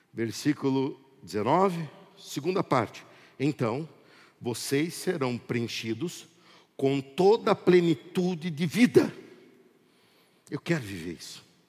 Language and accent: Portuguese; Brazil; Eu sou brasileiro